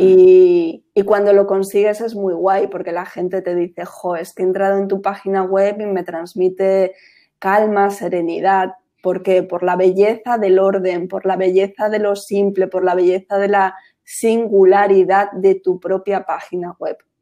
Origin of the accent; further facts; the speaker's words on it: Madrid, Community of Madrid, Spain; moved away; also born or lived in Costa del Sol; claro que soy española, yo soy de Madrid, del barrio de Manoteras, de Hortaleza